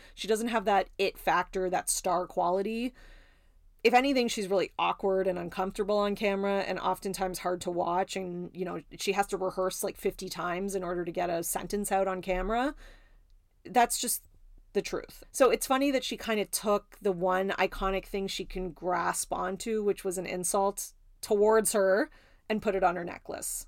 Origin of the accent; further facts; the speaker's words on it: Canada; I'm Canadian